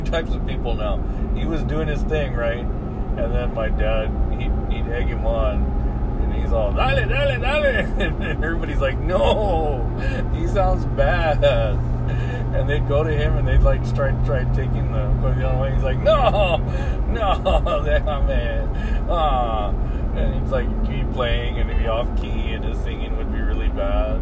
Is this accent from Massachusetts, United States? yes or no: no; San Antonio, Texas, United States; moved away; in San Antonio, and I'm sure there are other places like it, but Spanish was so openly heard, even in the schools, as a kid. You know, I remember in elementary school, you'd have recess and you hear kids openly speaking Spanish to each other